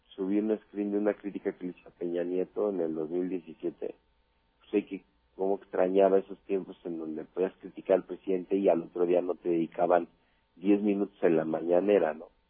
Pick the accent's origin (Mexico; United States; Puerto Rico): Mexico; yo soy mexicano 100%